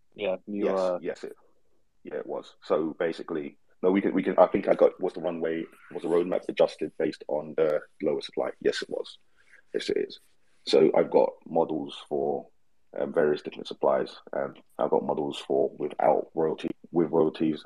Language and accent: English; London, United Kingdom; moved away as an adult; now in Australia; We're both from London